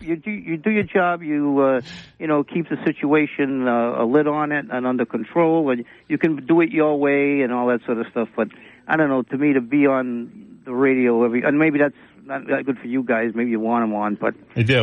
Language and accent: English; New Bedford, Massachusetts, United States; we're all from New Bedford. We're all New Bedfordites